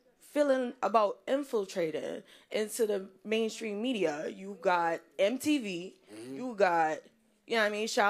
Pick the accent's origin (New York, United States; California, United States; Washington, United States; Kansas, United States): New York, United States; New York City; I'm from the Bronx.